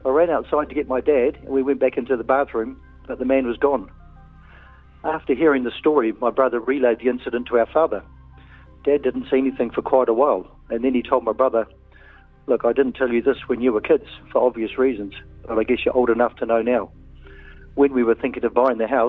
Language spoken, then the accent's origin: English; Wellington, New Zealand; now in Auckland, New Zealand; Our family grew up in Wellington, but we had a batch on the Kapiti Coast in Raumati